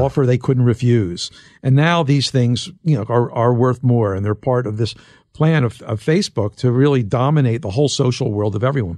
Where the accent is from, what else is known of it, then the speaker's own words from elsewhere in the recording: Philadelphia, Pennsylvania, United States; I'm from Philadelphia